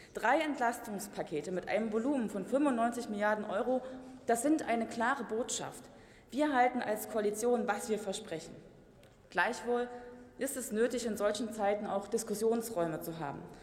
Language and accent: German; Gera, Thuringia, Germany; meiner Heimatstadt Gera